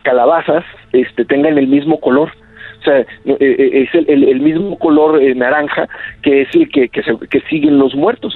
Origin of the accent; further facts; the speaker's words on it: Rioverde, San Luis Potosí, Mexico; yo recuerdo cuando era chiquito ahí en Río Verde